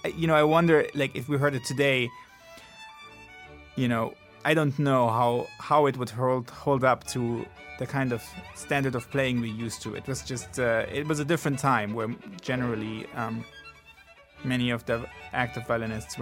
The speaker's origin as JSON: {"language": "English", "country": "Italy", "tie": "born or raised there", "said": "I grew up in Italy."}